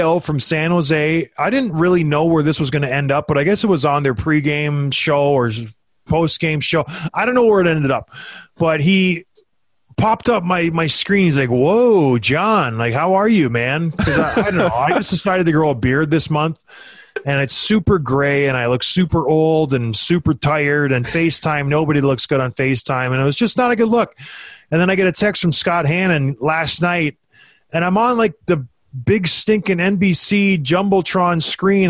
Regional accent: Canada; moved away; I grew up back home in Canada

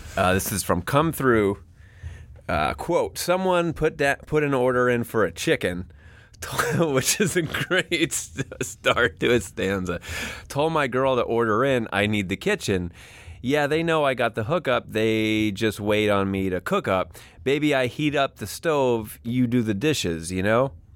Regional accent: New York, United States; I'm a New Yorker

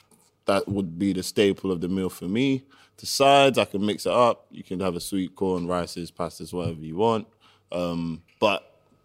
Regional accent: London, United Kingdom; So I was born in Tottenham.

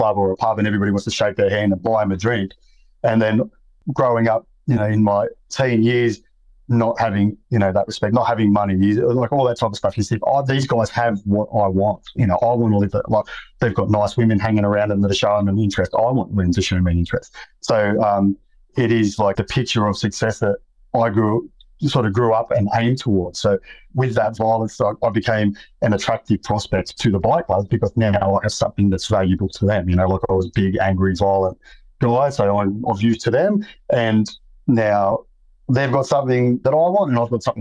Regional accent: Sydney, New South Wales, Australia; I grew up in Western Sydney

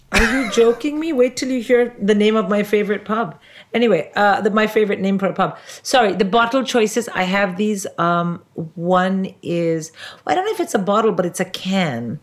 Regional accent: India; now in United Kingdom; I'm an Indian

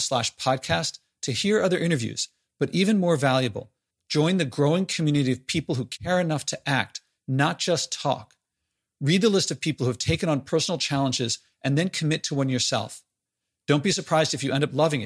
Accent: United States; as an American citizen

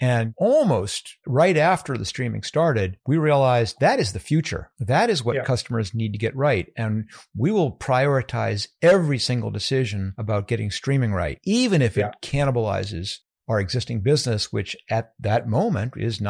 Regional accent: New York, United States; born there; I was born in Westchester County in New York, a suburb of New York City, a bedroom community.

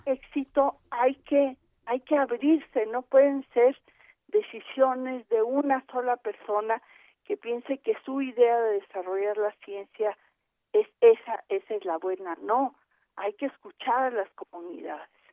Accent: Mexico

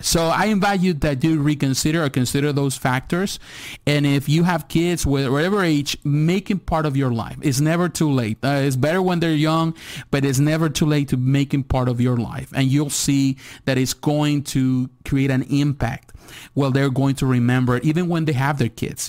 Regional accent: Mexico; moved away; I was born in Mexico, so I live in Mexico as a kid.

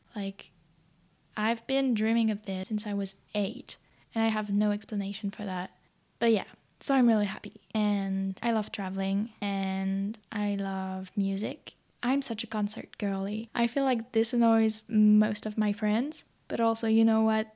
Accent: France; English is a second language; moved away as an adult; now in Sydney, Australia; I'm French.

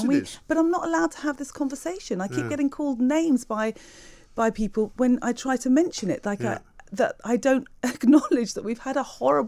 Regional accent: United Kingdom; I love Britain. I love being British. I love this country.

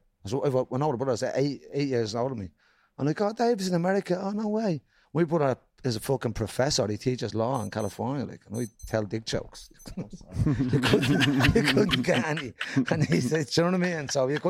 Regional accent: Dublin, Leinster, Ireland; growing up in Jobstown in the 80s and 90s

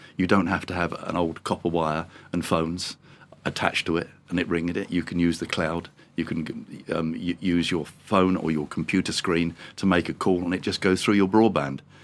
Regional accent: England, United Kingdom; being English

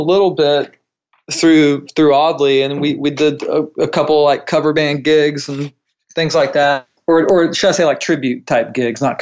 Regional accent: North Myrtle Beach, South Carolina, United States; also born or lived in Charlotte, North Carolina; now in Nashville, United States; I grew up in North Myrtle Beach

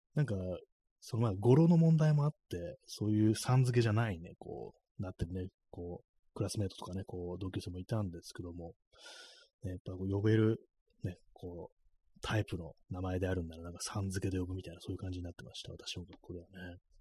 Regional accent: Tokyo, Japan; accent: Edo-ben; 私もなんか東京の人間

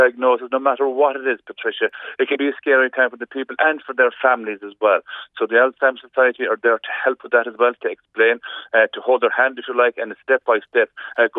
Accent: Kerry, Munster, Ireland; where I grew up in Kerry

